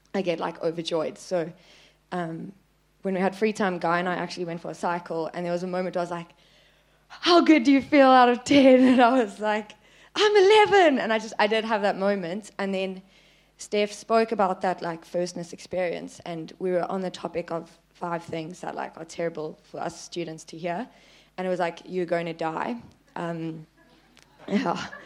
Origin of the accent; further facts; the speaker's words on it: Plettenberg Bay, Western Cape, South Africa; I'm from Plet